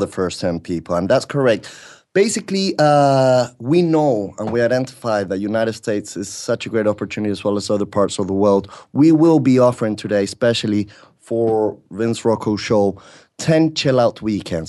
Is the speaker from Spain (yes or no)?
yes; Spain; also born or lived in Britain; now in Mexico; I was born in Britain, brought up in Spain